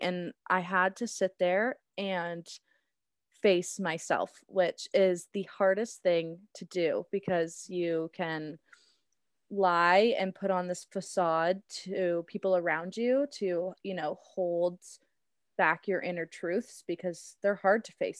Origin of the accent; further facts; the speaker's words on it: Cambridge, Ontario, Canada; also born or lived in Burlington, Ontario / Guelph, Ontario; I grew up in Burlington and then made the switch to Cambridge, spent most of my life to Cambridge